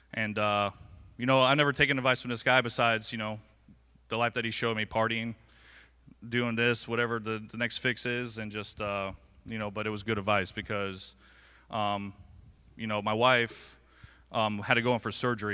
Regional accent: Englewood, Florida, United States; I was born and raised right here in Englewood, Florida.

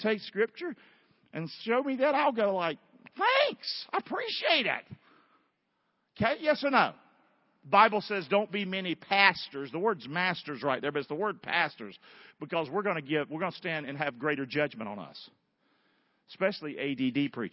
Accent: Rockingham, North Carolina, United States; I'm from Rockingham, North Carolina.

